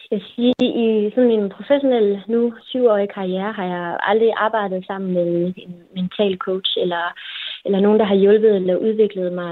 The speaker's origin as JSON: {"language": "Danish", "town": "Kolding", "region": "Southern Denmark", "country": "Denmark", "tie": "born or raised there", "also_born_or_lived": "Copenhagen", "said": "Jeg bor her, hvor min familie er, og ja, jeg er født og opvokset i Kolding. Jeg har boet lidt i udlandet, jeg har læst i København, men øh, har egentlig altid vendt tilbage til Kolding"}